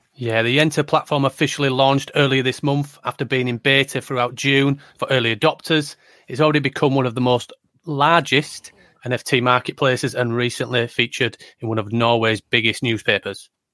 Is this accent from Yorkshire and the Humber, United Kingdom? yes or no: yes; Yorkshire and the Humber, United Kingdom; I am from Yorkshire in the north of England, on the right side of the country